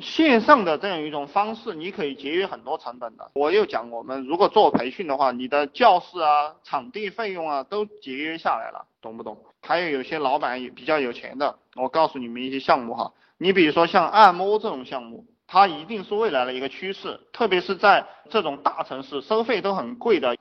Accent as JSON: {"language": "Chinese", "country": "China", "said": "我们中国人因为。都觉得那个东西会做嘛"}